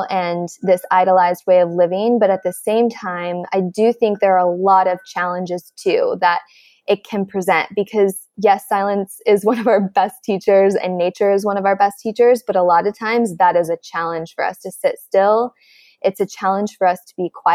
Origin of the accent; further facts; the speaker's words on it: Midwest, United States; I'm from the Midwest, and I grew up with parents who were like, textbook Midwest